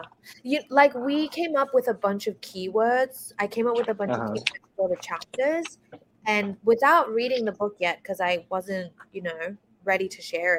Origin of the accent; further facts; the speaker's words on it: Australia; moved away as an adult; now in United States; growing up in Australia